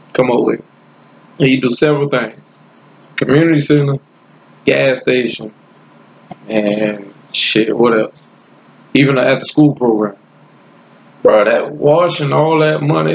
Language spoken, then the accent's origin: English; Lake City, South Carolina, United States; also born or lived in Newark, New Jersey; I'm from Lake City, South Carolina. But I was born and raised, I was born in Newark. But I was raised in South Carolina